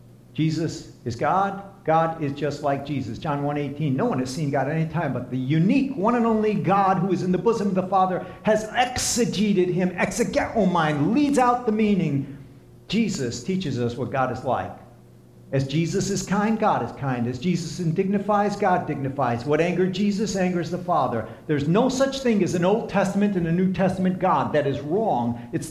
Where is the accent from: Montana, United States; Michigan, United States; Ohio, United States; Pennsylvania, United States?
Pennsylvania, United States; Lebanon; No, I grew up in Lebanon, Pennsylvania.